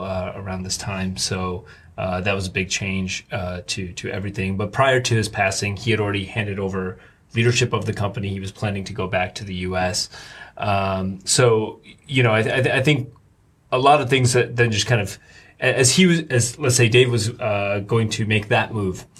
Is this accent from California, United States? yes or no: no; Rockland County, New York, United States; moved away as an adult; now in Shanghai, China; I grew up in uh, uh, Rockland County. It's like suburbs of New York